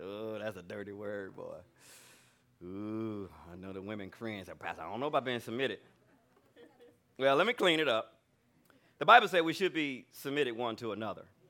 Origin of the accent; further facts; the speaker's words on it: Alabama, United States; I'm from Alabama. I'm a good old country boy